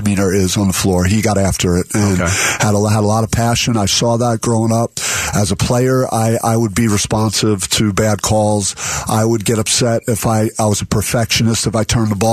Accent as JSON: {"language": "English", "region": "East Coast", "country": "United States", "moved": "as an adult", "lives_now": "Arizona, United States", "said": "I feel like Arizona feels like home to me, even though I'm from the East Coast."}